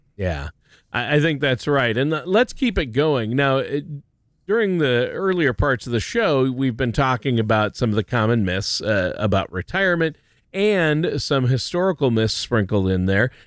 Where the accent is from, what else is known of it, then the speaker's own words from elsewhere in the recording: Minnesota, United States; I'm from Minnesota